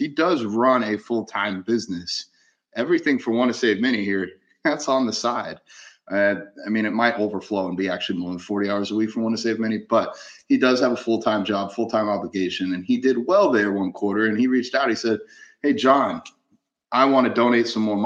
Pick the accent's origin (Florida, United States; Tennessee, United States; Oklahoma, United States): Florida, United States; Gainesville; out of Gainesville, out of my hometown